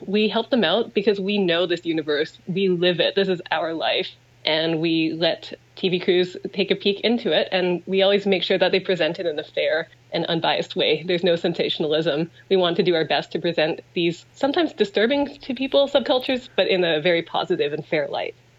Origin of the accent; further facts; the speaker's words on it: Vancouver, British Columbia, Canada; I grew up in Vancouver. My family's here